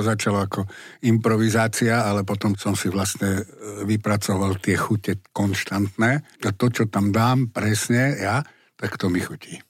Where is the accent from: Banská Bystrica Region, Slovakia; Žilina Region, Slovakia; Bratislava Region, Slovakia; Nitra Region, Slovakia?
Bratislava Region, Slovakia; Bratislava; som Bratislavčan, vyrastal som v Bratislave